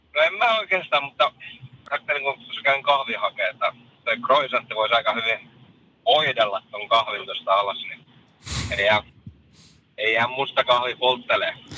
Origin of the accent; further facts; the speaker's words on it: Tampere, Pirkanmaa, Finland; synnyin tuolla Taussissa eräisenä toukokuisena päivänä